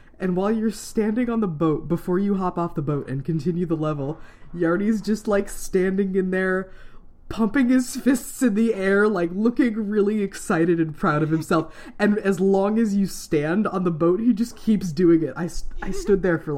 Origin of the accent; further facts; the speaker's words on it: Iowa, United States; I grew up in Iowa